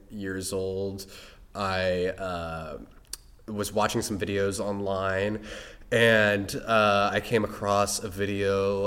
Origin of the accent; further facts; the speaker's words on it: Indianapolis, Indiana, United States; now in Los Angeles, United States; I grew up in Indiana, and I went to North Central High School